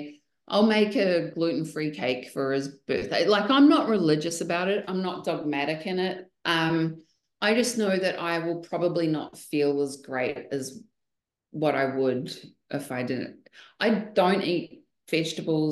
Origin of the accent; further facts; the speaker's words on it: New Zealand; now in Texas, United States; Being a Kiwi girl